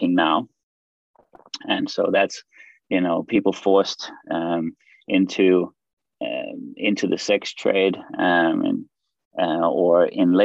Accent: Denmark; moved away as an adult; also born or lived in Australia / Greece; I'm actually from Denmark in Europe and also living here now.

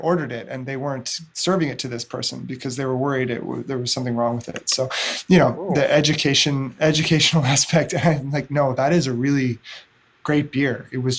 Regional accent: Edmonton, Alberta, Canada; now in Kingston, Canada; so I moved to Kingston from Edmonton. Edmonton, Alberta has a growing beer scene now, actually.

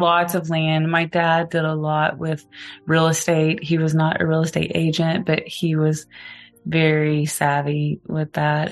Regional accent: Gans, Oklahoma, United States; moved away; I was born in Gans, Oklahoma

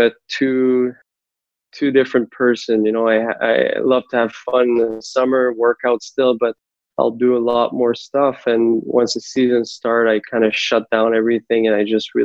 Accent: Laval, Quebec, Canada; My hometown in Laval

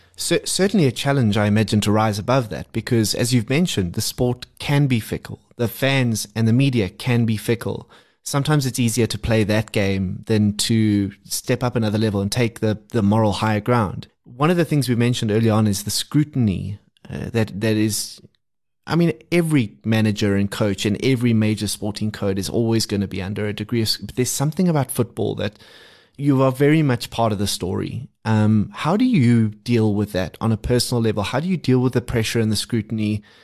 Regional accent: South Africa; as South African fans

